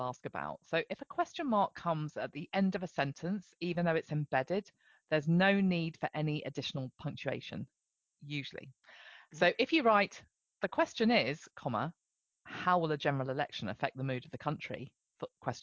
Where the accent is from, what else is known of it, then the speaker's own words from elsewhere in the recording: Amersham, South East England, United Kingdom; I was born in Amersham.